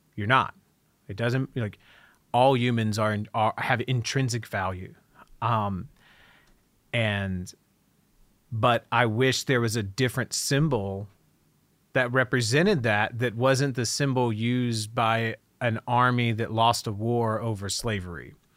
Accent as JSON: {"language": "English", "town": "Dayton", "region": "Ohio", "country": "United States", "tie": "born or raised there", "said": "I grew up in not just Dayton, but a small town outside of Dayton"}